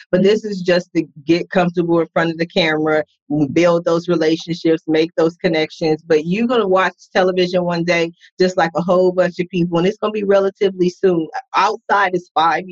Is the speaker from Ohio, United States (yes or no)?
yes; Columbus, Ohio, United States; I was raised in Columbus, Ohio